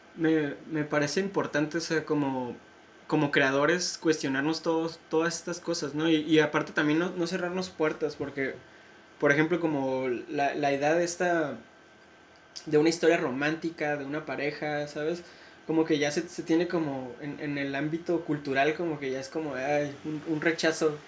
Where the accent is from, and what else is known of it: Mexico